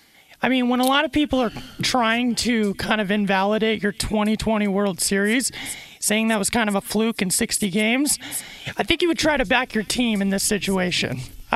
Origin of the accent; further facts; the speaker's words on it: San Diego, California, United States; Another thing you got to know about me, I'm born and raised in San Diego.